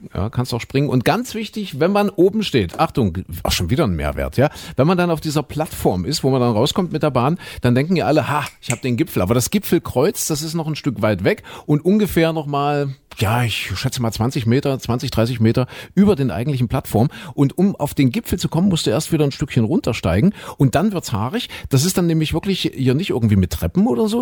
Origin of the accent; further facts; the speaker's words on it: Saxony, Germany; ich komme ja nun aus Sachsen